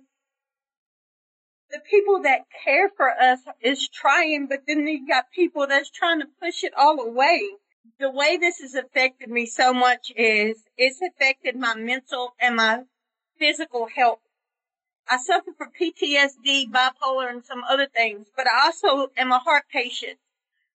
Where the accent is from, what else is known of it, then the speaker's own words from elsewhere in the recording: Mississippi, United States; also born or lived in Jackson, Mississippi; I'm from Mississippi. I currently live in Jackson, Mississippi